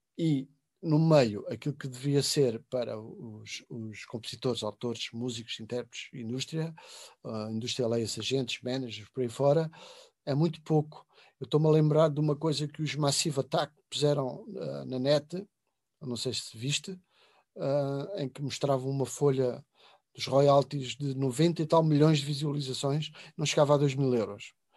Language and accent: Portuguese; Covilhã, Centro, Portugal; o largo da minha aldeia e da minha cidade de Covilhã